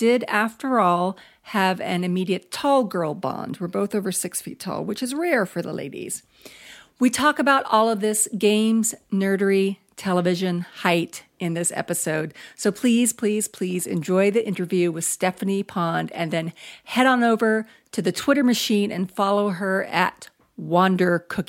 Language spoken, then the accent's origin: English; Florida, United States; A, we're in a drought. B, I'm from Florida and I miss the rain.